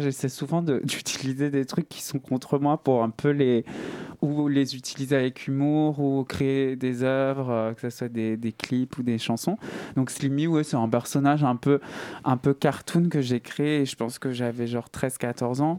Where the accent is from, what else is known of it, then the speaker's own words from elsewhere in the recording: Saint-Étienne, Auvergne-Rhône-Alpes, France; moved away; je viens de Saint-Etienne